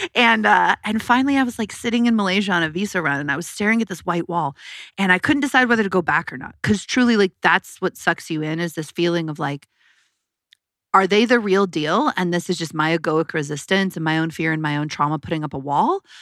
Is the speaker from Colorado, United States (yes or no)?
yes; Colorado, United States; I was born in Colorado